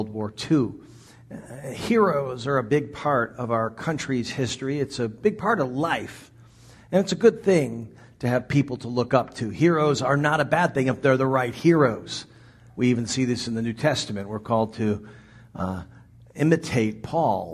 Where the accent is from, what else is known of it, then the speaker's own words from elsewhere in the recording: Washington, District of Columbia, United States; moved away; I grew up in the Washington, D.C. area